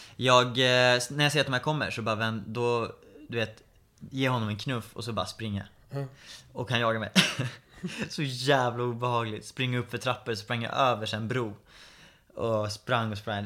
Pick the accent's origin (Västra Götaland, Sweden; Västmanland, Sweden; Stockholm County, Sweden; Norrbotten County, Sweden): Stockholm County, Sweden; Stockholm; Flyttade till Skarpnäck, växte upp där